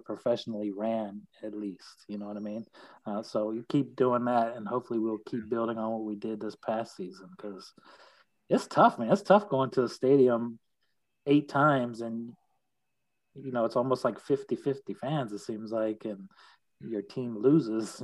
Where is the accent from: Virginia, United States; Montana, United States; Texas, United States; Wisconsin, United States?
Virginia, United States; South Boston; now in Chesapeake, United States; I'm from South Boston, Virginia